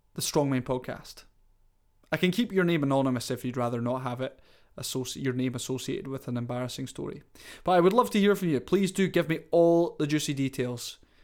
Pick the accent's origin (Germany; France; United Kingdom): United Kingdom; Scotland; I'm Scottish